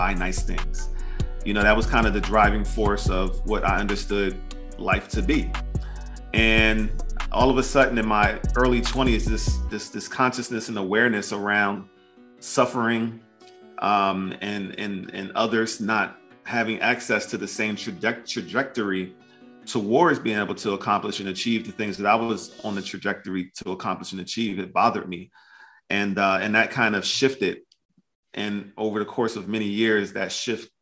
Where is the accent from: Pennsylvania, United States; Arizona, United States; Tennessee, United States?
Pennsylvania, United States; Philadelphia; I'm just a kid from West Philly